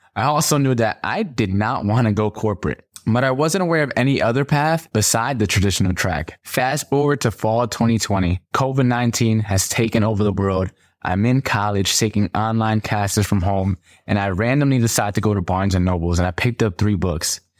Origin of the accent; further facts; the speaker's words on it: Stamford, Connecticut, United States; I grew up in Stamford, Connecticut, in the projects with nine people in a two bedroom.